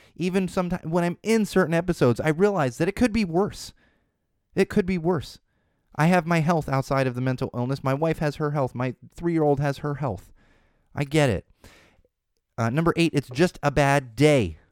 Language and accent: English; San Diego, California, United States; moved away; I grew up in San Diego for the most part